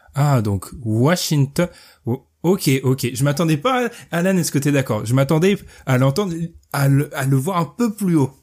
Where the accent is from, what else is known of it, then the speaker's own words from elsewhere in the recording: France; on est français ici